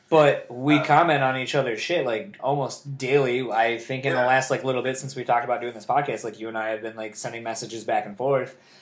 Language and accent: English; Kalamazoo, Michigan, United States; also born or lived in Delaware / Grand Rapids, Michigan; I grew up in Kalamazoo, coming up to Grand Rapids